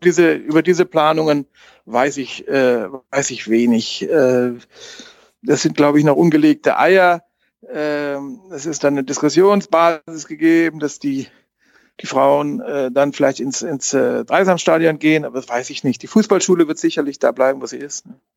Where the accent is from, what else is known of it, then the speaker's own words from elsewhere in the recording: Bielefeld, North Rhine-Westphalia, Germany; now in Freiburg, Germany; als Westfale, als gebürtiger Westfale